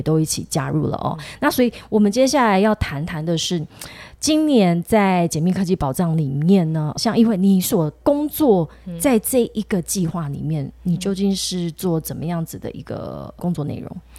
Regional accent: southern Taiwan, Taiwan; 我是南部人啦

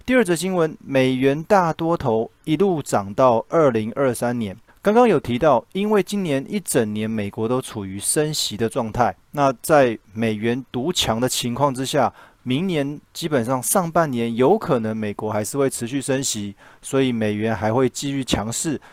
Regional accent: Taiwan; 我们台湾这边

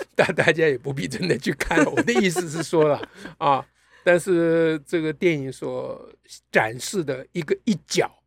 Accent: Taiwan; 作为台湾人，我们对于美国的这种各种的，呃，感想

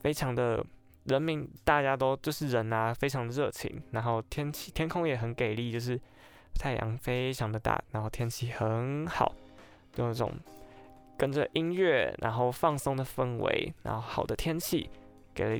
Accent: northern Taiwan, Taiwan; 因为我本身是北部人，所以也很少有机会可以到南部去这样走走看看。

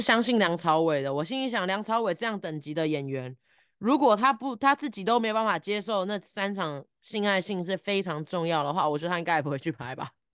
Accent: Taiwan; 身在台湾是我作，我作为人一个很大的幸运

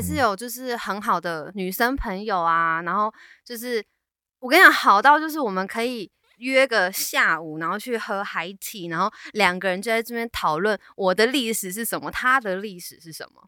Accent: Taiwan; moved away as an adult; now in Canada; 我是台湾人

